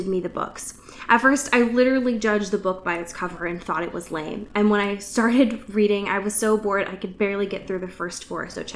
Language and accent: English; Pacific Northwest, United States; I grew up in the Pacific Northwest my whole life